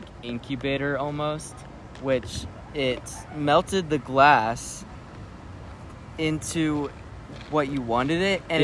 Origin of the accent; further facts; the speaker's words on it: England, United Kingdom; It's not English, but I'm English, so...